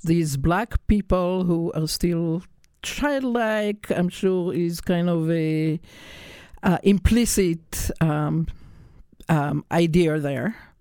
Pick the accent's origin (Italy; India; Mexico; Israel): Israel; I was raised in Israel, which was also under a British mandate